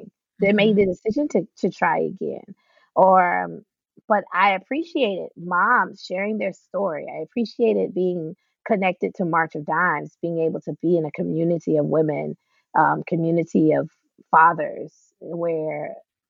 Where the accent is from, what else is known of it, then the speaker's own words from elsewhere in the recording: the South, United States; we're from the South.